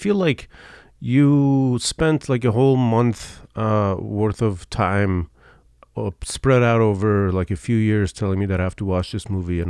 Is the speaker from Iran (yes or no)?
yes; Iran; So I am from Iran.